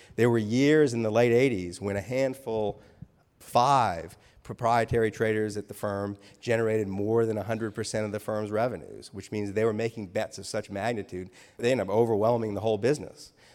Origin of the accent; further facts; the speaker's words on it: New Orleans, Louisiana, United States; I was raised in New Orleans